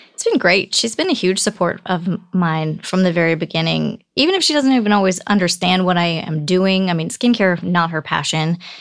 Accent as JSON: {"language": "English", "area": "Bay Area", "region": "Northern California", "country": "United States", "tie": "born or raised there", "also_born_or_lived": "Michigan / Alaska", "said": "We ended up in Northern California, the Bay Area"}